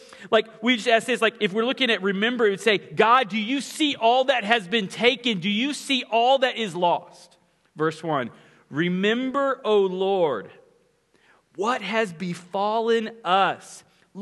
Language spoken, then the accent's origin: English; Ponca City, Oklahoma, United States; the house that I grew up in Ponca City, Oklahoma